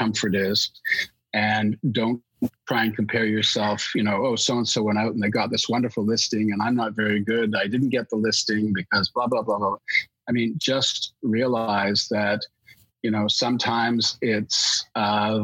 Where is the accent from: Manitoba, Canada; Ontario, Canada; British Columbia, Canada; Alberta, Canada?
Alberta, Canada; now in Toronto, Canada; I was born out in Alberta, and I speak English and French